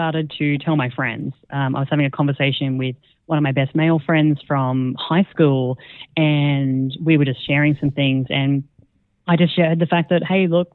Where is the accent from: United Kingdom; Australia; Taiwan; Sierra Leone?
Australia; moved away as an adult; also born or lived in Singapore / Netherlands; now in Croatia; we're Australian, and we started our podcast down in Australia